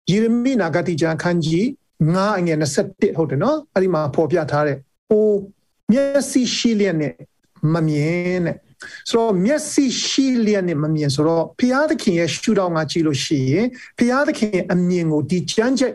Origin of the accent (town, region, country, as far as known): Taunggyi, Shan State, Myanmar